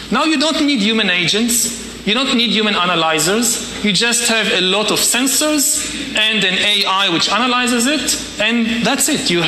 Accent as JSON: {"language": "English", "town": "Wilmington", "region": "Delaware", "country": "United States", "said": "Uh, I'm from Wilmington, Delaware."}